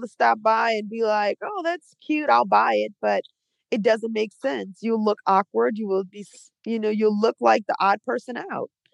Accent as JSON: {"language": "English", "town": "New Orleans", "region": "Louisiana", "country": "United States", "also_born_or_lived": "Trinidad and Tobago", "moved": "yes", "lives_now": "Atlanta, United States", "said": "I'm from New Orleans"}